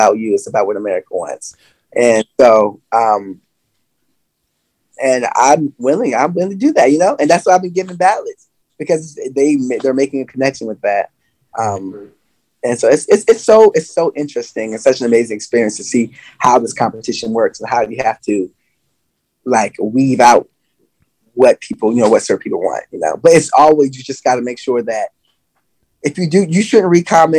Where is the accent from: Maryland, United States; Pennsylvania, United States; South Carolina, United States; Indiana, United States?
Maryland, United States; Salisbury; I'm from Maryland